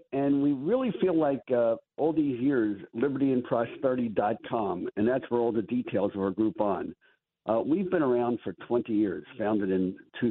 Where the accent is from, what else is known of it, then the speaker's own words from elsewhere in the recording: Atlantic City, New Jersey, United States; I grew up in Atlantic City, grew up in the public schools, so I had many friends from high school where I was just one of a handful of the white kids in our junior high school